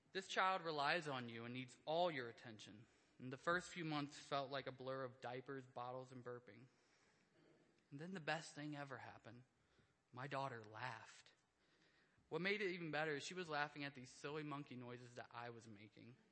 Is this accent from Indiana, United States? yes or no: yes; Indiana, United States; I grew up in Indiana. Rural life has a little less distractions